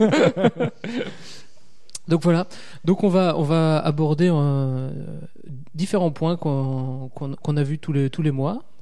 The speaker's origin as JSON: {"language": "French", "area": "Alsace", "region": "Grand Est", "country": "France", "accent": "Alsatian", "said": "Je viens d'Alsace. Ça ah. s'entend à mon, mon accent chantant."}